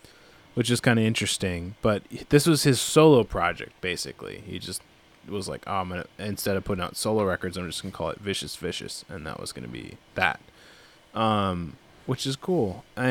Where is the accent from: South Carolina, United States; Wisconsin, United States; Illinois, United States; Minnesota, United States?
Minnesota, United States; Minneapolis; There's so many bands like that I from growing up in the Minneapolis scene